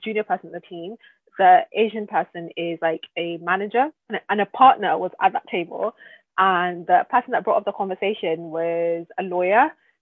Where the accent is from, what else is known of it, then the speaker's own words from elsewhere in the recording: Nigeria; I'm Nigerian